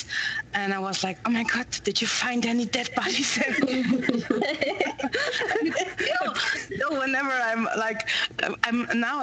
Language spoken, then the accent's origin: English; Berlin, Germany; I grew up in Berlin